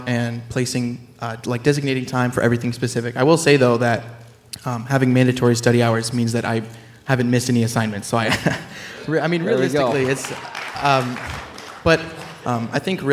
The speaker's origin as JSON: {"language": "English", "town": "Zion", "region": "Illinois", "country": "United States", "moved": "yes", "said": "I'm from Zion, Illinois"}